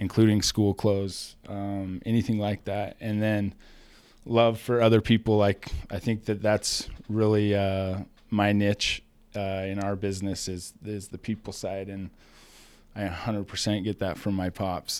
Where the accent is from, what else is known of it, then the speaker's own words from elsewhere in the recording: Rexburg, Idaho, United States; small town, Idaho boy.